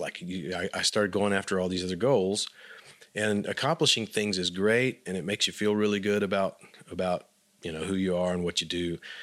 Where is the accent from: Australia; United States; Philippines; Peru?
United States; Abilene, Texas; moved away; when I grew up in Abilene